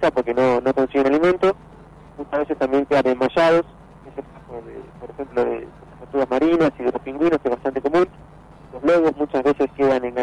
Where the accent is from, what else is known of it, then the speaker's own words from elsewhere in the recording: Mar del Plata, Buenos Aires Province, Argentina; born there; No, yo soy nacido acá en Mar del Plata y estudié en la Universidad de La Plata